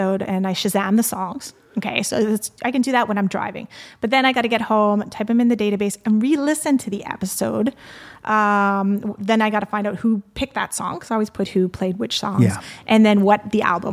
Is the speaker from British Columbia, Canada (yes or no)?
no; Montreal, Quebec, Canada; moved away as an adult; now in Calgary, Canada; So I'm originally from Montreal. And I was probably there, for the first 20 years of my life.